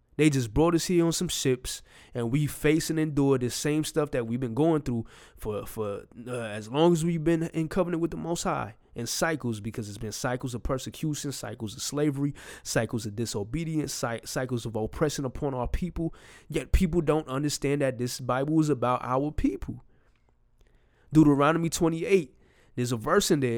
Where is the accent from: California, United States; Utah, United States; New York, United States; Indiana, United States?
New York, United States; I'm from New York